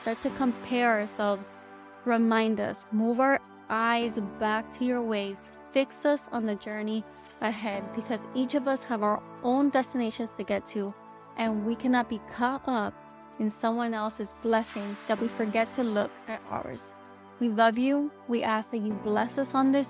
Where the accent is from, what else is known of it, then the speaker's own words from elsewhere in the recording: South Florida, United States; I'm from South Florida.